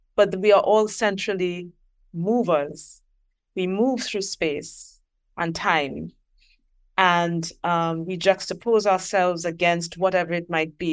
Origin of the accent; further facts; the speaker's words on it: Trinidad & Tobago; I am from Trinidad and Tobago